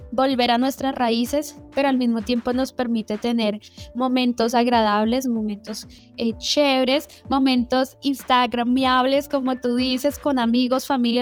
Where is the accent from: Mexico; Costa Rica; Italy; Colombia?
Colombia; yo que soy colombiano